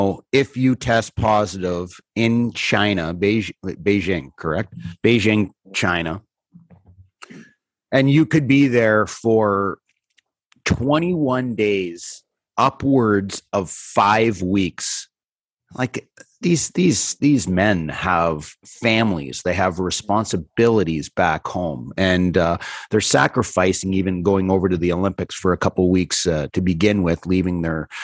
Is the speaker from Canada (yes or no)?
yes; North Bay, Ontario, Canada; moved away; This is a guy that I grew up with in North Bay.